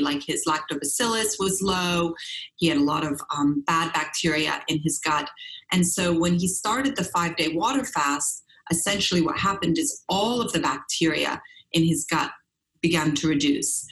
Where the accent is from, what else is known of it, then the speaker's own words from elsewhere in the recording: Switzerland; growing up in Europe, I was born in Switzerland on a biodynamic farm